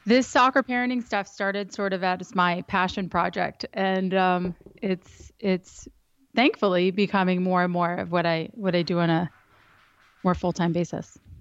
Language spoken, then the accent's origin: English; Reston, Virginia, United States; I grew up in Northern Virginia. I grew up in Reston.